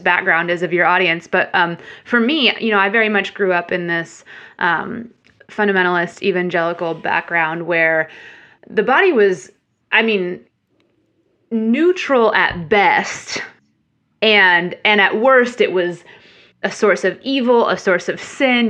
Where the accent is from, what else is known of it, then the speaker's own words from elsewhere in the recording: Central Illinois, United States; moved away as an adult; also born or lived in Chicago; now in Nashville, United States; originally grew up in Illinois and, um, Central Illinois and then went to school in Chicago. So, spent most of my life up until adulthood in Illinois